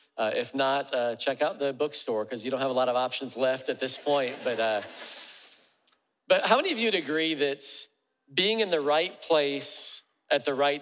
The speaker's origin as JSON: {"language": "English", "town": "Freeport", "region": "Illinois", "country": "United States", "tie": "born there", "also_born_or_lived": "Charleston, South Carolina", "said": "I was born in Freeport, Illinois, Northern Illinois, and had moved to Charleston, South Carolina"}